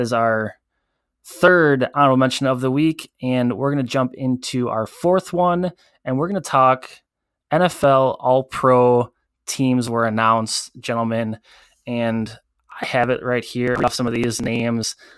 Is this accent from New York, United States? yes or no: no; Wisconsin, United States; we are from Wisconsin